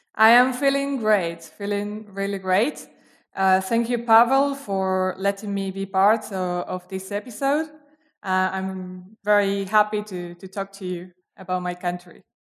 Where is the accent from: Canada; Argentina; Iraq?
Argentina; Quilmes, Buenos Aires Province; English is a second language; moved away as an adult; also born or lived in Brazil; I actually grew up in a city, uh, called, uh, Quilmes, which is very near Buenos Aires